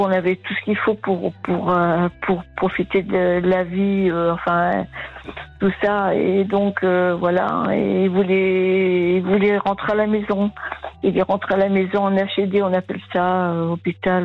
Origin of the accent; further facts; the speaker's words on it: Vienne, Nouvelle-Aquitaine, France; je suis de la Vienne